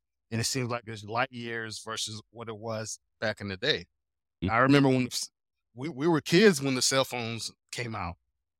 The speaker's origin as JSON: {"language": "English", "country": "Germany", "tie": "born or raised there", "said": "Yeah, I was born in Germany. My dad was in the army, so I'm an army brat. So we were there in Raffenwerder, Germany for 9 years."}